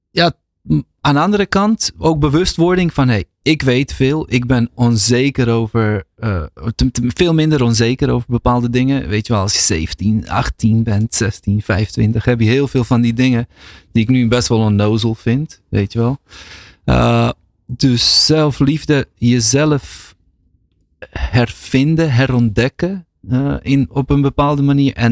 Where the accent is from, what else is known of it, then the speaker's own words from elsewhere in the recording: Bosnia & Herzegovina; En, en in Bosnië of in Balkan, waar ik vandaan kom, is, gaat toch heel vaak daarover